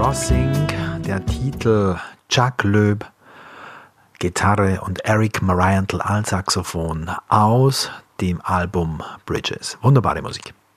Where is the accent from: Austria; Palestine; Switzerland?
Austria; moved away; also born or lived in Bavaria; ich bin Österreicher